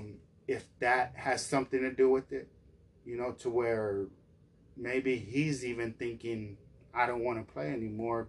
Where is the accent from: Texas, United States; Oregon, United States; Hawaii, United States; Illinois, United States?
Texas, United States; Dallas; we're from Dallas